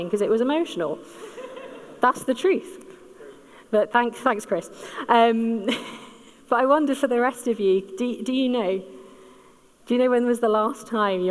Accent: United Kingdom; those of us that are British

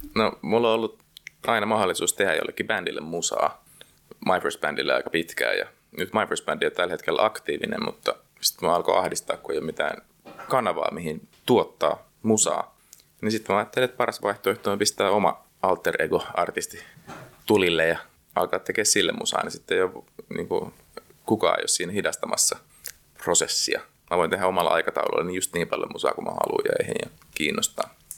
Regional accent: Helsinki, Uusimaa, Finland

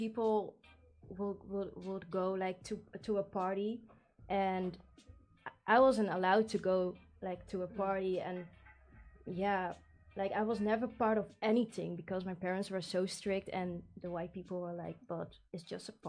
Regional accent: 's-Gravenzande, South Holland, Netherlands; I was brought up in a Dutch, or like in a village

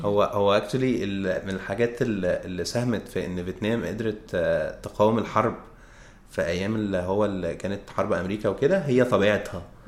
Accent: Egypt; احنا كطبيعتنا كمصريين

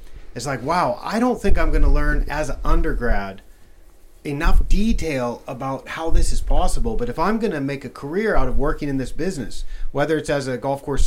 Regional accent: Western Oregon, United States; moved away as an adult; now in Thailand; I'm from Oregon, and I'm from Western Oregon, where a lot of the grass seed is grown

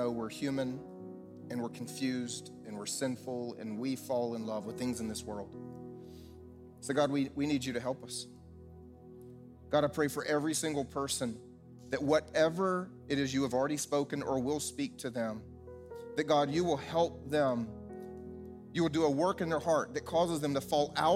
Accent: the South, United States; I grew up here in the South

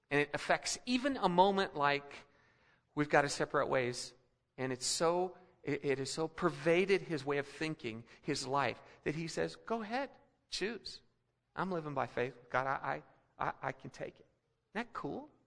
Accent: Philippines; also born or lived in Colorado; now in United States; But I remember growing up in the Philippines, and, and uh, I was a kid, uh, just finished first grade, and we came back to Denver for a year.

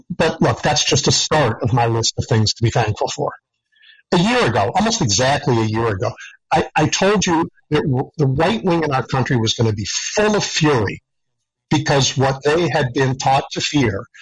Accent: United States; As an American, I am very grateful and proud of what we accomplished in Washington this year.

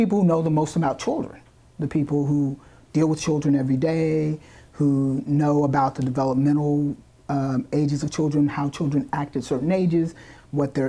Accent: Rockingham, North Carolina, United States; now in Durham, United States; I started out as a criminal defense attorney in my hometown in Rockingham

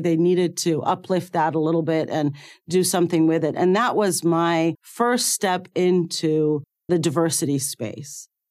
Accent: Cairo, Cairo Governorate, Egypt; moved away; I was born in Cairo, Egypt. and I went to medical school there

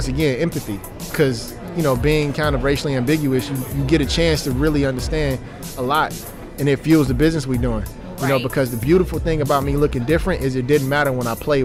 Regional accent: Chicago, Illinois, United States; I'm originally from South Side of Chicago

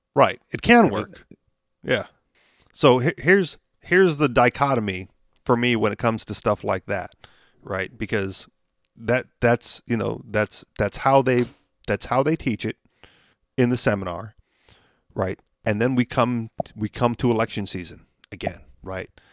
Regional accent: Hawaii, United States; moved away; I said Hawaii

